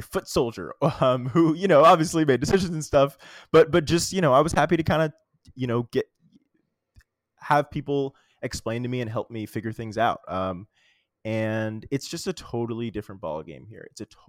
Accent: Little Rock, Arkansas, United States; moved away; also born or lived in New York City; I moved back to my hometown, Little Rock, Arkansas. I always knew I was going to move back. I moved back a little bit earlier than I expected.

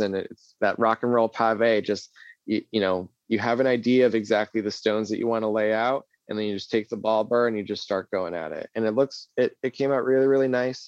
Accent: New England, United States; also born or lived in New Hampshire / Salem, Massachusetts; New England, uh, I, it's just something I really enjoy. I've been here my whole life

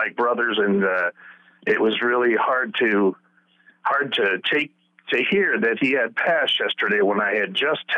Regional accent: Hood River, Oregon, United States; my hometown of Hood River

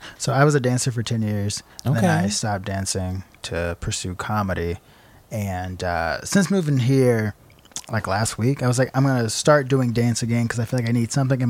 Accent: Chicago, Illinois, United States; moved away as an adult; now in New York, United States; I'm from Chicago.

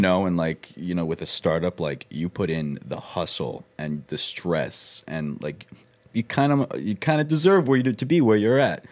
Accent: Long Island, New York, United States; moved away; I grew up on Long Island

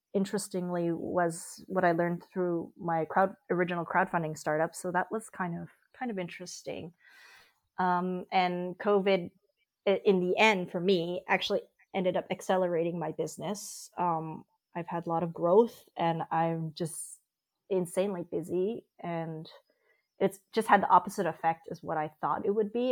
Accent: Vancouver, British Columbia, Canada; moved away as an adult; also born or lived in Berlin, Germany; now in Germany; I'm from Vancouver originally, and a few years ago, I actually moved to uh, Germany for personal reasons, and I currently live just outside of Berlin.

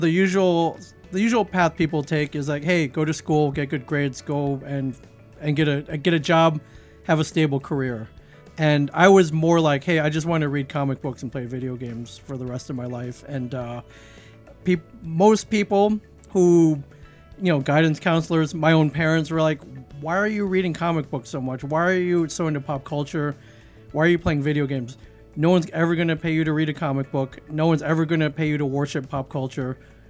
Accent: Midwest, United States; now in New Jersey, United States; I grew up mainly in the Midwest. I've lived all over the country.

